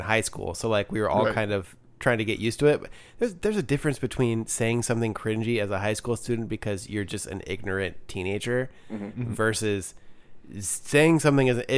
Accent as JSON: {"language": "English", "region": "Ohio", "country": "United States", "said": "I'm from Ohio"}